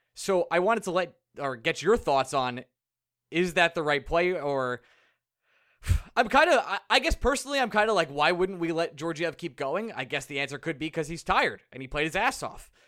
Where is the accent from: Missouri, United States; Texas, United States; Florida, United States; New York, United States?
New York, United States; Long Island; I'm from Long Island